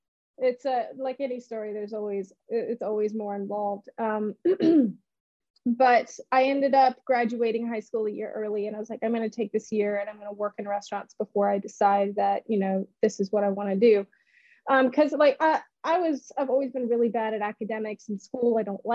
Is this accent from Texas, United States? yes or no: no; Memphis, Tennessee, United States; And so whenever anyone asks me where I'm from, I'm just like, I'm from Memphis. You know, you don't want to go through that whole progression. So I spent my high school years in Memphis, and, you know, really, really did love it.